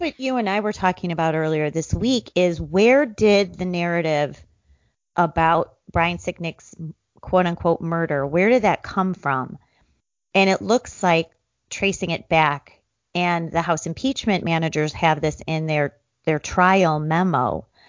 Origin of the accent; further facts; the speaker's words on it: Chicago, Illinois, United States; my hometown ish city of Chicago